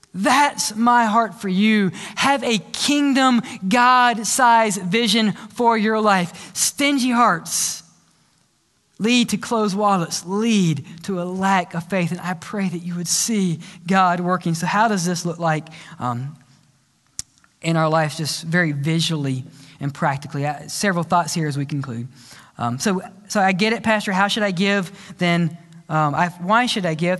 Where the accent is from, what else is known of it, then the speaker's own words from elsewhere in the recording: Mississippi, United States; moved away; also born or lived in Louisiana; I grew up in Mississippi